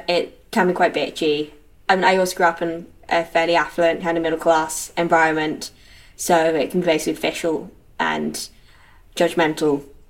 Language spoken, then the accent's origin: English; London, United Kingdom; moved away as an adult; now in Edinburgh, United Kingdom; I grew up in London. We were in Rotherhithe, and then we moved to North London when I was 4 or 5, first my school. Then I came up to Edinburgh for uni, and here I still am.